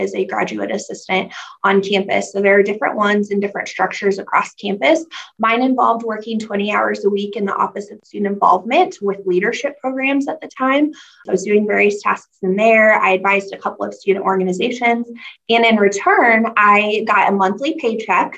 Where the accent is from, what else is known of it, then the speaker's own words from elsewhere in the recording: Grandview, Missouri, United States; I'm from originally from Grandview, Missouri, South Kansas City